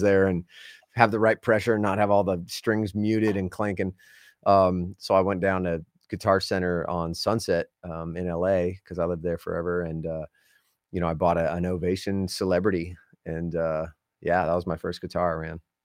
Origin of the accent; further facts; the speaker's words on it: Southern California, United States; moved away; I grew up in Southern California